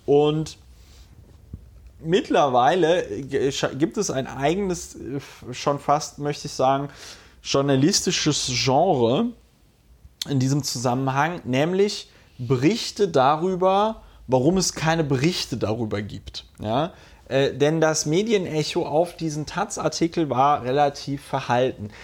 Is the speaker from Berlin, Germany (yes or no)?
no; Hunsrück, Rhineland-Palatinate, Germany; accent: Hunsrücker Platt; ich komme ja aus dem Hunsrück und spreche noch ein bisschen Hunsrücker Platt.